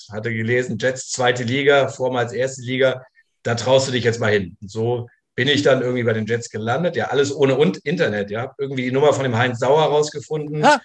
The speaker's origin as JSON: {"language": "German", "town": "Saarbrücken", "region": "Saarland", "country": "Germany", "said": "Ich komme aus, aus Saarbrücken und äh, im Saarland wurde schon so auch am Anfang, Mitte der 80er angefangen, Football zu spielen."}